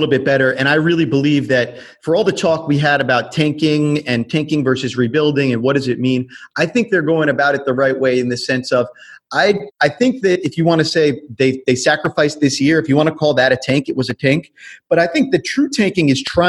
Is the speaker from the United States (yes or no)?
yes; New York, United States; I grew up in New York